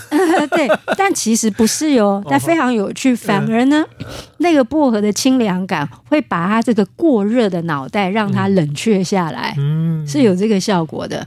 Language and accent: Chinese; Taiwan; 我们苗栗那边